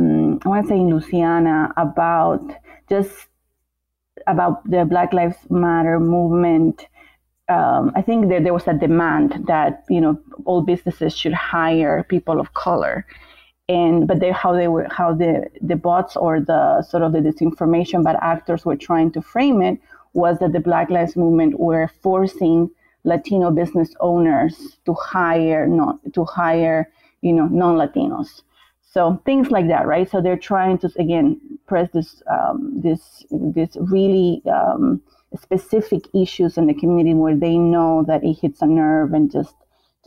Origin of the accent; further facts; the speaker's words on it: Bolivia; I'm from Bolivia, and even in Bolivia, we have Bolivians who are of African descent